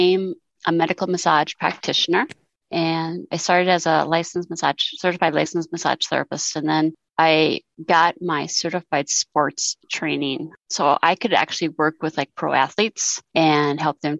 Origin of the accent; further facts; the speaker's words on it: Sioux Falls, South Dakota, United States; I am from Sioux Falls, South Dakota